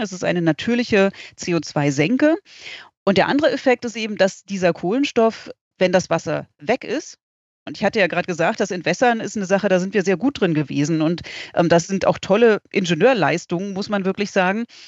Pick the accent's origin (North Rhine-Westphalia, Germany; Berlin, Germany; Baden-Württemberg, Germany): Berlin, Germany; moved away; ich komme ursprünglich aus Berlin